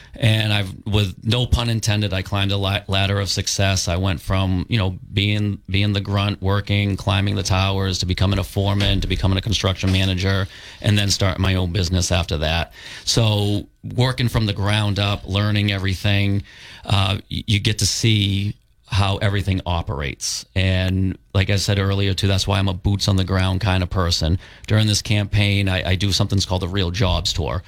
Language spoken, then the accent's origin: English; Taunton, Massachusetts, United States; now in Plymouth, United States; I grew up in Taunton